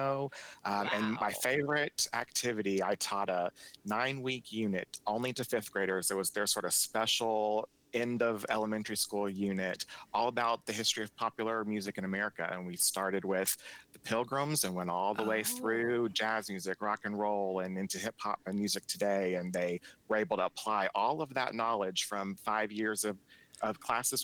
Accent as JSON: {"language": "English", "town": "Frankfort", "region": "Kentucky", "country": "United States", "said": "I'm from Frankfort, Kentucky"}